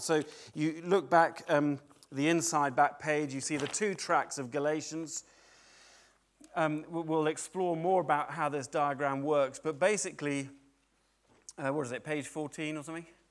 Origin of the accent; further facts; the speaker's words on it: United Kingdom; I don't stop being British.